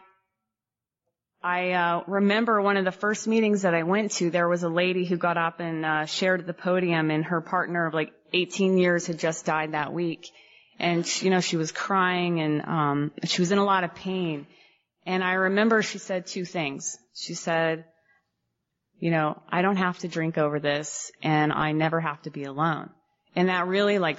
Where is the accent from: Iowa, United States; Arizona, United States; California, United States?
Arizona, United States; Phoenix; I'm from Phoenix